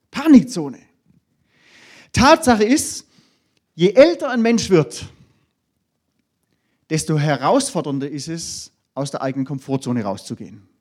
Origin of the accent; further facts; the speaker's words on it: Baden-Württemberg, Germany; Da, wo ich herkomme, ich komme da aus dem Hohenlohe-Kreis, da gibt es ja viele größere Firmen